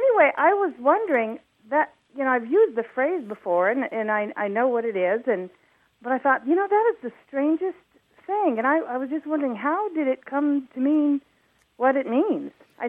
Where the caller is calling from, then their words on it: Indianapolis, Indiana, United States; This is …, and I'm calling from Indianapolis.